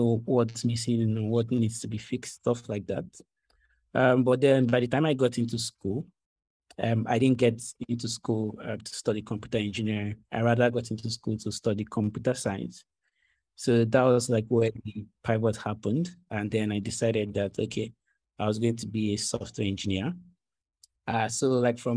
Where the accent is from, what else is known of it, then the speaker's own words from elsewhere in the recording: Akwa Ibom, Nigeria; now in Lagos, Nigeria; I'm not from Lagos. I'm actually from Akwa Ibom